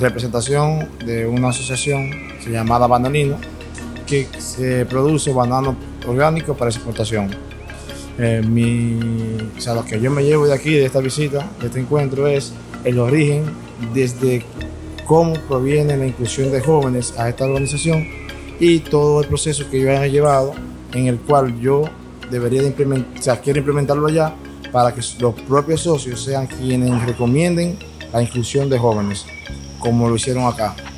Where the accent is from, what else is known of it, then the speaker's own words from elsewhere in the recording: Dominican Republic; soy de República Dominicana